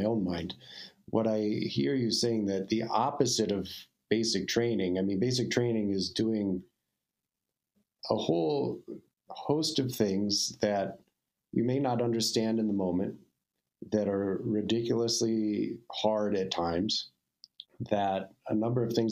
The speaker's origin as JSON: {"language": "English", "region": "Wyoming", "country": "United States", "tie": "born or raised there", "said": "in my home state of Wyoming"}